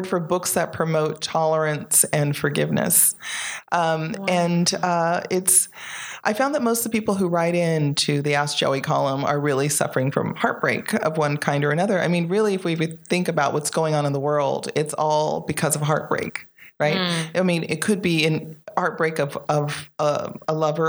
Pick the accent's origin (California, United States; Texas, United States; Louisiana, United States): California, United States; Bay Area; also born or lived in Belize / Compton, California; I grew up in the Bay Area, and I had a lot of family there at the time, and we all grew up together